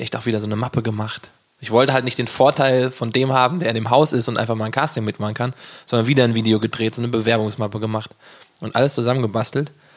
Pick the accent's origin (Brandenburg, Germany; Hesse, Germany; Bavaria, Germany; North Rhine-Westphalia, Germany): Hesse, Germany; Gießen; ich komme ja aus Gießen